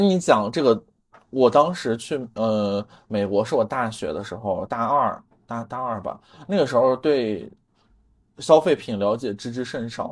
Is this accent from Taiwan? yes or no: no; China; moved away; 然后只有我一个中国人